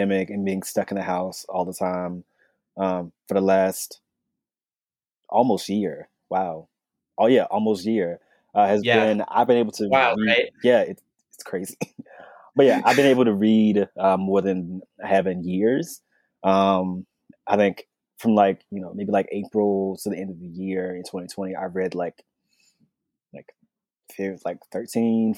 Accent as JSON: {"language": "English", "region": "North Carolina", "country": "United States", "tie": "born or raised there", "said": "I'm from North Carolina"}